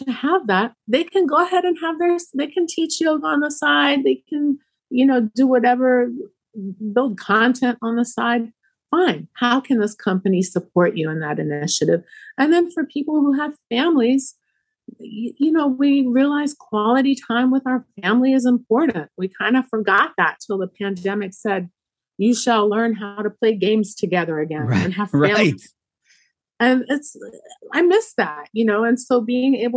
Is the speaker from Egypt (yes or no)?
yes; Egypt; now in Rockville, United States; I'm from Egypt